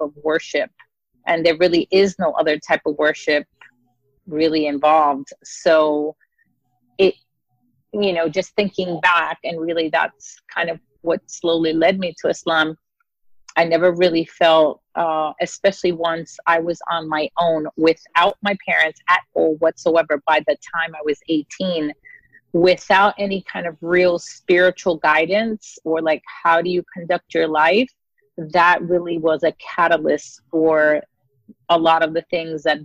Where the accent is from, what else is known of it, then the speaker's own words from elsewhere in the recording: New York City, New York, United States; also born or lived in Brooklyn; I am born and raised in New York City. I originally grew up in the Bronx with my parents